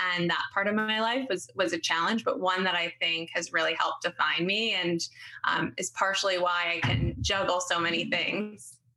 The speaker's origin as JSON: {"language": "English", "town": "Haverford", "region": "Pennsylvania", "country": "United States", "tie": "born or raised there", "also_born_or_lived": "Florida / Wayne, Pennsylvania", "said": "I grew up outside of Philadelphia on the main line."}